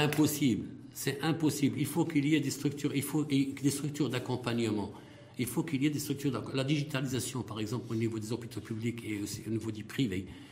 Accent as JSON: {"language": "French", "country": "Morocco", "said": "on est des Marocains"}